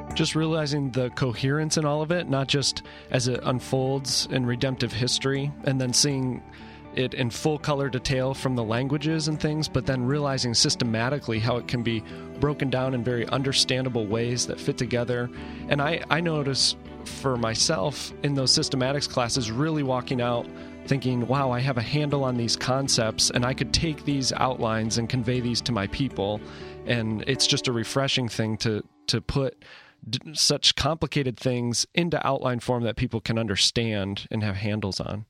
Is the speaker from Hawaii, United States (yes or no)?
no; Buffalo, New York, United States; now in San Diego, United States; I'm originally from Buffalo, New York